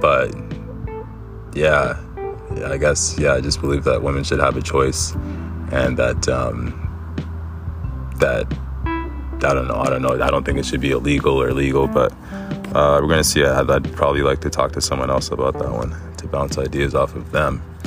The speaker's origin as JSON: {"language": "English", "country": "Egypt", "tie": "born or raised there", "also_born_or_lived": "Canada", "moved": "yes", "said": "I was born in Egypt and I migrated to Canada with my mom."}